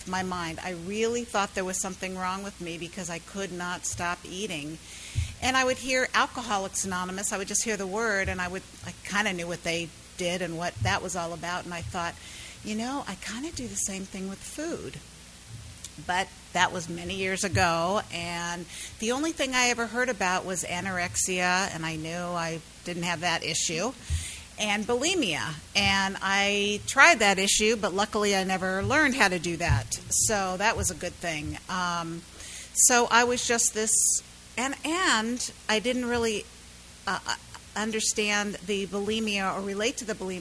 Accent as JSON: {"language": "English", "town": "San Diego", "region": "California", "country": "United States", "moved": "as an adult", "lives_now": "South Florida, United States", "said": "I am from South Florida, but I am originally from San Diego"}